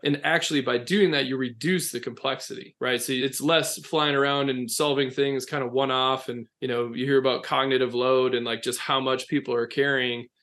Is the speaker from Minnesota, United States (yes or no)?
yes; Minnesota, United States; accent: long O; moved away as an adult; now in North Carolina, United States; I'm a small town Minnesota boy.